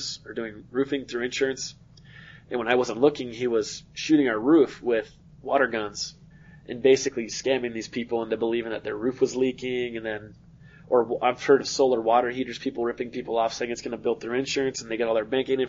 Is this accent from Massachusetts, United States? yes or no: no; Arizona, United States